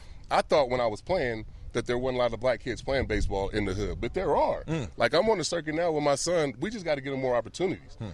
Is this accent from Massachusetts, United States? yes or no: no; Vallejo, California, United States; a kid like me growing up in Vallejo